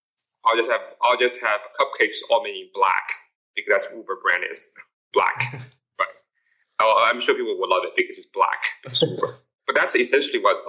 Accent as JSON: {"language": "English", "country": "United States", "tie": "born or raised there", "also_born_or_lived": "Silicon Valley", "moved": "yes", "said": "I grew up in the States"}